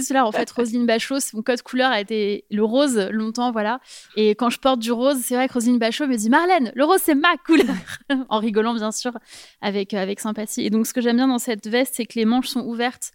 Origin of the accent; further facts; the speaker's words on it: Paris, Île-de-France, France; moved away as an adult; je suis parisienne